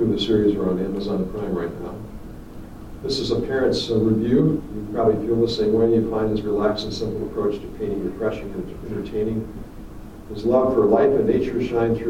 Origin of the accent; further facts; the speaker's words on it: Goshen, Indiana, United States; I was a kid growing up in Goshen, Indiana